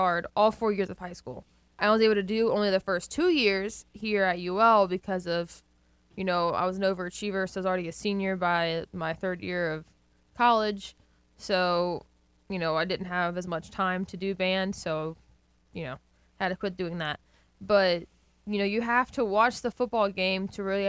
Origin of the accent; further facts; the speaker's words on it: Slidell, Louisiana, United States; I'm from Slidell